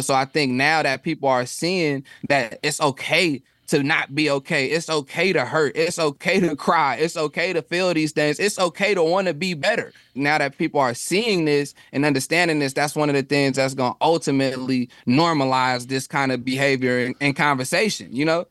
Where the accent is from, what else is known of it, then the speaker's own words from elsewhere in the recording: Stockton, California, United States; also born or lived in Oakland; where I'm from, um, e, either in Oakland or even when I was growing up in Stockton